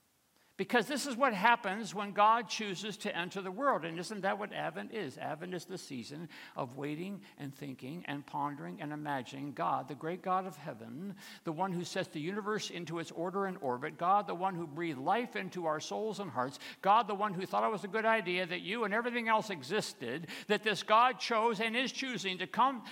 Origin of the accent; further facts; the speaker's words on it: Michigan, United States; Tom Ellerby, that's the name I'm giving him, was an elder in the church where I grew up outside of Detroit.